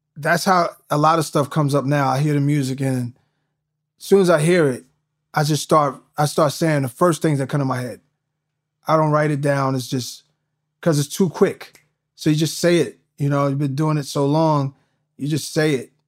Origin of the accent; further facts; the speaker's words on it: New York, United States; moved away; growing up in New York